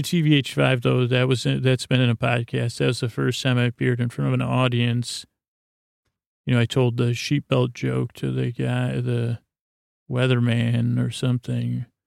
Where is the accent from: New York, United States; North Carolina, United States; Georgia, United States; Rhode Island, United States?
New York, United States; Syracuse; think I was born in Krause, Irving, Syracuse University